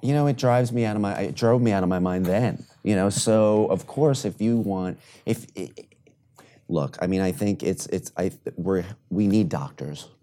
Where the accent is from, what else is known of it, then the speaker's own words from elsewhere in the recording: New York City, New York, United States; I grew up in New York City